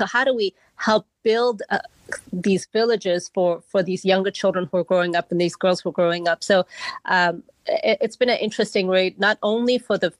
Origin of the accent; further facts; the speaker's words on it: Malawi; now in United States; I grew up in Malawi in the long way, I grew up in a very community-centered where everybody was kind of part of my life